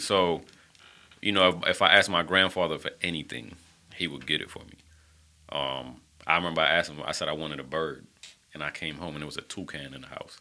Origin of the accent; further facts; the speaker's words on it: Panama; moved away; I was born in Panama, the country